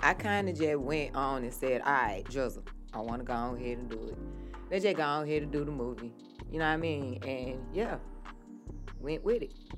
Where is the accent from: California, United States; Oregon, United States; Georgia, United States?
Georgia, United States; Atlanta; I am from Atlanta originally, West Side